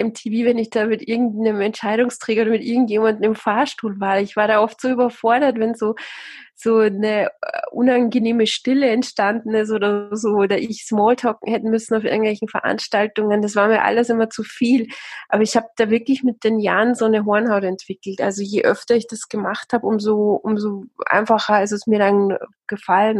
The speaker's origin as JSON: {"language": "German", "country": "Austria", "tie": "born or raised there", "also_born_or_lived": "South Africa", "accent": "Austrian", "moved": "as an adult", "lives_now": "Bavaria, Germany", "said": "eigentlich bin ich Österreicherin, also meine Eltern sind beide Österreicher und dann haben sich die irgendwann mal getrennt und dann bin ich in, äh, in Österreich aufgewachsen"}